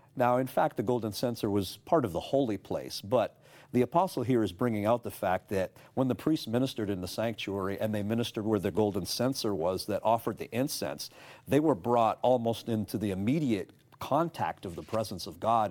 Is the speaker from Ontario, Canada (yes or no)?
yes; Toronto, Ontario, Canada; moved away as an adult; now in United States; I was, uh, born and raised in Toronto, Canada, the Greater Toronto Area